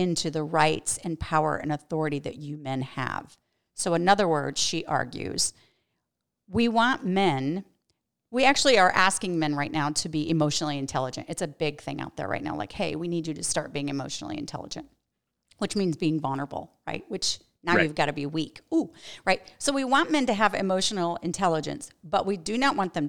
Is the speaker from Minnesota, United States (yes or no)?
no; New York, United States; I'm from New York